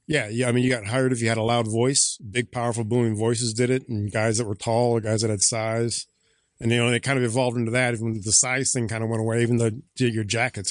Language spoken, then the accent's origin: English; Valparaiso, Indiana, United States; also born or lived in Chicago; I grew up in Northwest Indiana, Valparaiso High School